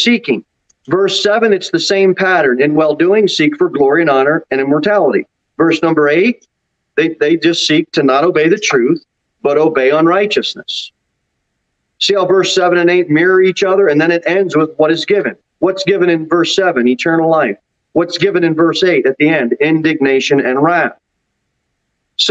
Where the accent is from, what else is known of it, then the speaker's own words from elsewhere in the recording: New Jersey, United States; also born or lived in Florida; now in Tennessee, United States; Growing up in New Jersey and even spending some time in Florida